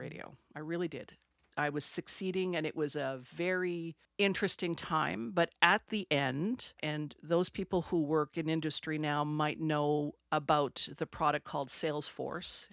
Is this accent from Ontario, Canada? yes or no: yes; Sudbury, Ontario, Canada; first language French; English is a second language; moved away as an adult; also born or lived in Pincher Creek, Alberta / Toronto / England / Australia; I'm from Sudbury, Ontario. Grew up there. I'm French, French Canadian. Didn't speak English until I was ten